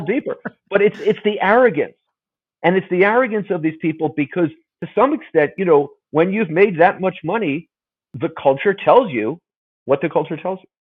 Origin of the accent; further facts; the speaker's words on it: California, United States; growing up in California